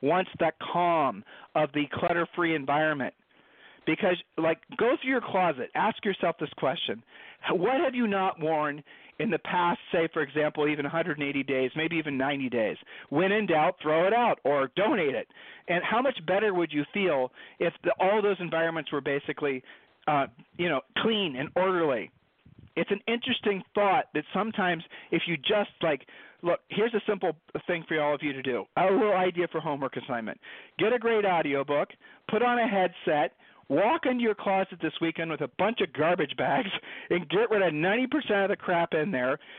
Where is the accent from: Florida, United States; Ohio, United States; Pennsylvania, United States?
Ohio, United States; Columbus; Julie and I were growing up in Columbus, Ohio.